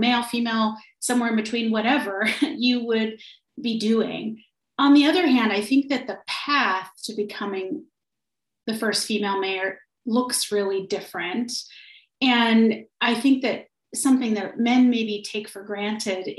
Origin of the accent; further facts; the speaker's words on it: Trinity County, Northern California, United States; moved away as an adult; now in Anchorage, United States; I'm originally from Northern California. I grew up in a really tiny town in a place called Trinity County